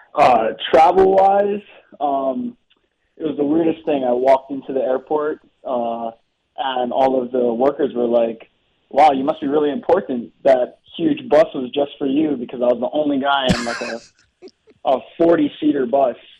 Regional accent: Hawaii, United States; moved away as an adult; I was raised in Hawaii.

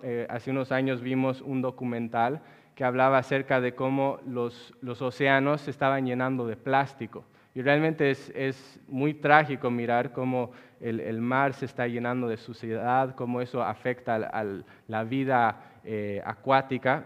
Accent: La Paz, Bolivia; En la ciudad donde yo nací, que es la ciudad de La Paz, Bolivia

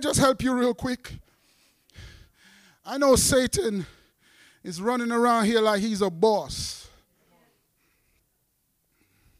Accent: New York City, New York, United States; also born or lived in Jamaica; I was raised up when I came from Jamaica, West Indies, in the hardcore part of Brooklyn

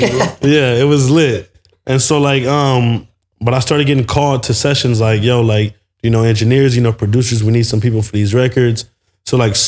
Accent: Carson, California, United States; I grew up in Carson

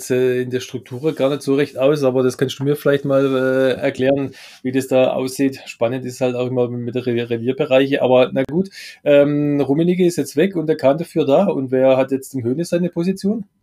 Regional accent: Baden-Württemberg, Germany; Gottes schönste Gabe ist der Schwabe

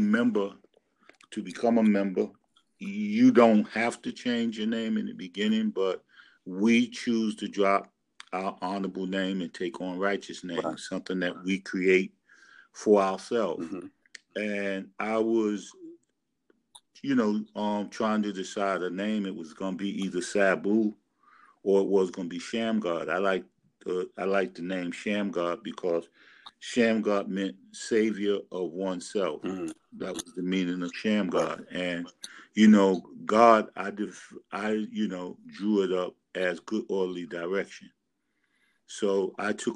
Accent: New York City, New York, United States; moved away as an adult; also born or lived in Brooklyn, New York City; now in East Orange, New Jersey, United States; I'm from New York City. I've been living in New York City about, I'll say, 60 years of my life. I'm 66 years old. I grew up in Harlem, and we moved to Brooklyn

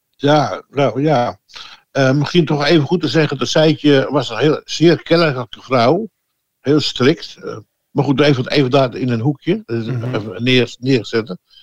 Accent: Amsterdam, North Holland, Netherlands; also born or lived in Oostzaan; now in Heerde, Netherlands; Ik ben geboren 73 eh, jaar geleden in Ozaan, dat is eh, ja, aan de rand van Amsterdam

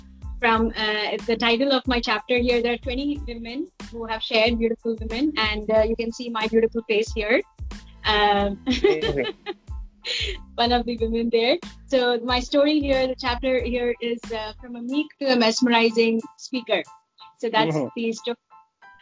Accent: Mumbai, Maharashtra, India; moved away as an adult; also born or lived in United States; I was born and brought up in Mumbai, and I built my business also here

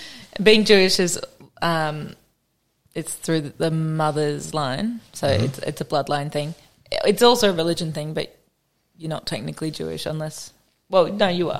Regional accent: Noosa, Queensland, Australia; accent: British; moved away as an adult; also born or lived in Western Sydney, New South Wales / England; now in Melbourne, Australia; I'm from Western Sydney. Nice. Yep. And then we moved up when I was about 6 to Queensland. Grew up in Noosa mostly.

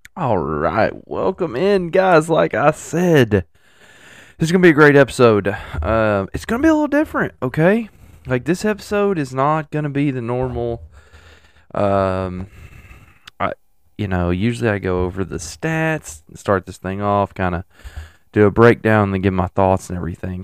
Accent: Tennessee, United States; I'm from Tennessee

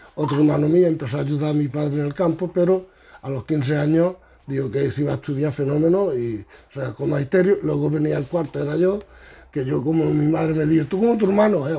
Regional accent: Aguilar, Spain; now in Villarrubia, Spain; yo nací en Aguilar en el 47

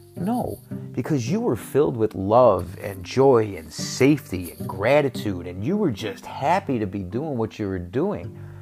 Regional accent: Chicago, Illinois, United States; moved away; also born or lived in Texas / Arizona; I'm from Chicago, I'm Chicago, Chicago, Chicago, Chicago.

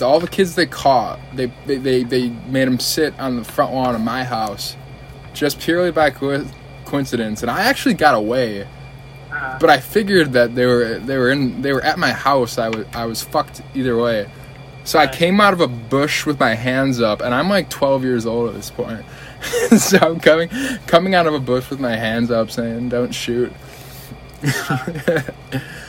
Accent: River Forest, Illinois, United States; I grew up in a suburb right on the border of the west side of Chicago called River Forest

